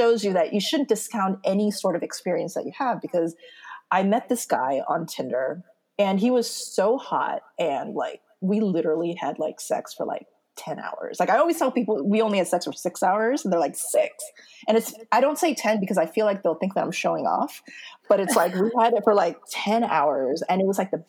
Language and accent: English; United States; moved away as an adult; also born or lived in Seoul, South Korea; I'm Korean American. So I go to Korea, and as soon as I step on Korean soil, like the motherland, because I grew up in America